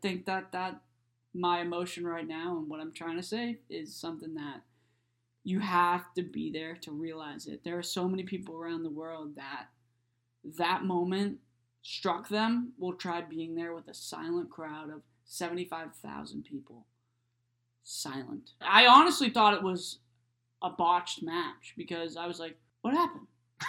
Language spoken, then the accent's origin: English; Boston, Massachusetts, United States; I was from Boston.